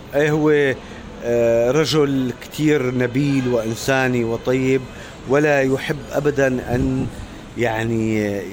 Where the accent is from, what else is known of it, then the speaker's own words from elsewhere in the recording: Damascus, Damascus Governorate, Syria; moved away as an adult; also born or lived in Netherlands / Russia; انا طفولتي وصباي وشبابي كلها قضيتها في دمشق